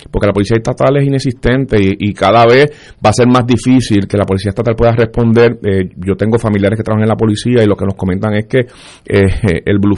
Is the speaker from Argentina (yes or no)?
no; Isabela, Puerto Rico; born or raised there